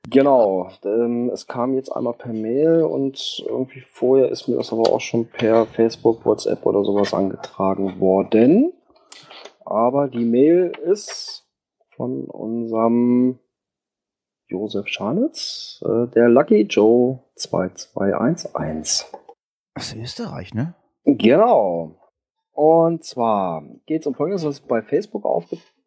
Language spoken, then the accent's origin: German; Bavaria, Germany; Ja, bei uns in Bayern, ja.